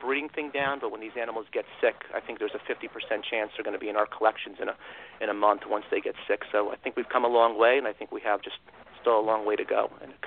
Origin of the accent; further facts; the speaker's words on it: New Jersey, United States; I grew up in New Jersey, and I had the privilege of growing up pretty close to Pennsylvania.